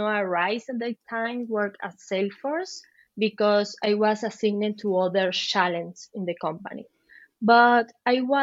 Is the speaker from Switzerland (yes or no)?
no; Venezuela; English is a second language; moved away as an adult; also born or lived in Chile; now in Madrid, Spain; I'm from Venezuela. I had to migrate several times. One of them was to Chile, where I lived for 7 years